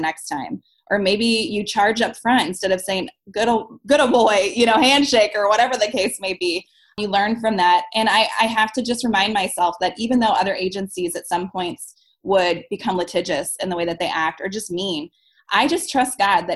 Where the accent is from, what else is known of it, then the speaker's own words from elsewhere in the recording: St. Louis, Missouri, United States; I'm from St. Louis